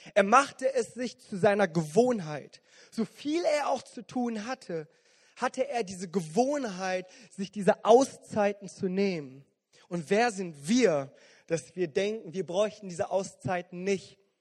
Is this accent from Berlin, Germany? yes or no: no; Bonn, North Rhine-Westphalia, Germany; gerade hier als Bonner